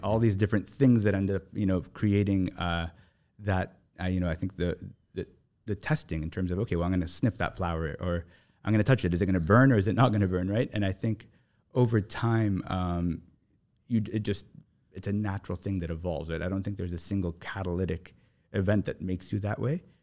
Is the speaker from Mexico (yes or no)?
no; Toronto, Ontario, Canada; moved away as an adult; now in Abu Dhabi, United Arab Emirates; I grew up in Toronto